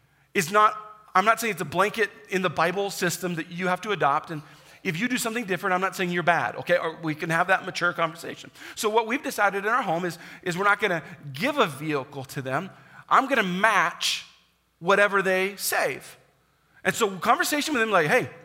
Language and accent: English; United States; also born or lived in Kansas / Indiana; now in South Dakota, United States; I grew up in Kansas and Indiana